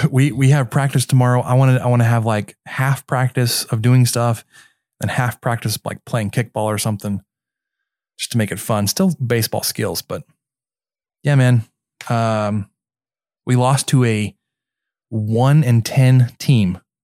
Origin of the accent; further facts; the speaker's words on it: Mesquite, Texas, United States; also born or lived in Germany; based in Mesquite, which is my hometown